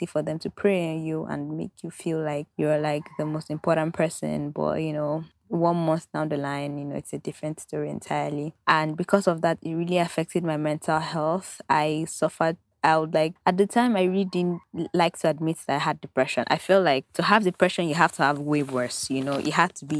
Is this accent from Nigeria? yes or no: yes; Nigeria; I am Nigerian